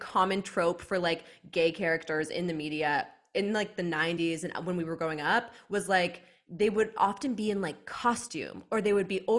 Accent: Canada; It wasn't big for us growing up in Canada.

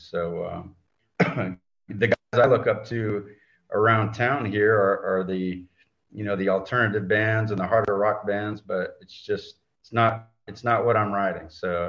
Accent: California, United States; moved away as an adult; also born or lived in East Coast; now in Houston, United States; Well, I grew up out in California, and I went to college on the East Coast, and then I graduated in 2000, and I came to Houston.

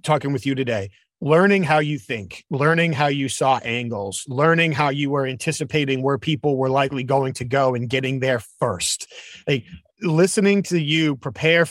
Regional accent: New England, United States; I'm from New England.

